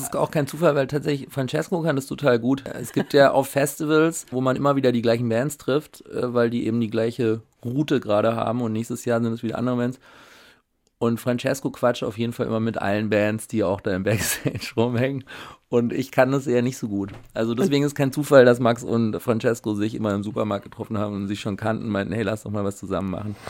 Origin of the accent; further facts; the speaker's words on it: Schönenberg, Baden-Württemberg, Germany; moved away as an adult; also born or lived in Switzerland; now in Berlin, Germany; im Schwarzwald bin ich aufgewachsen